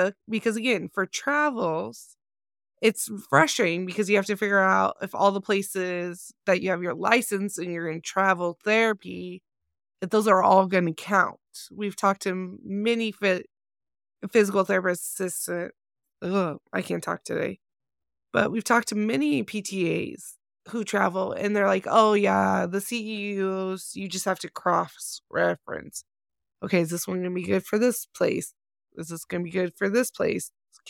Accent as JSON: {"language": "English", "region": "Nevada", "country": "United States", "said": "So like if I was working in Nevada, my home state is Nevada"}